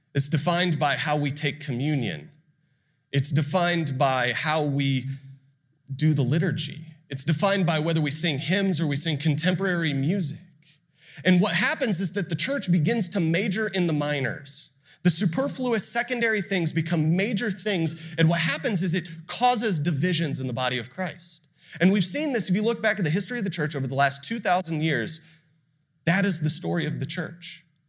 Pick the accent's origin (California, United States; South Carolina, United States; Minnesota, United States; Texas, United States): Texas, United States; Austin; also born or lived in Ohio; I'm from Austin, it's right down the road